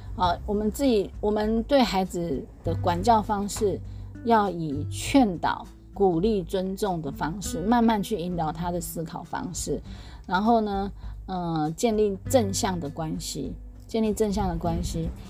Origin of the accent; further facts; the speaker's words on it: Taiwan; moved away as an adult; 像我们台湾有这么多的早餐店、美而美啊这些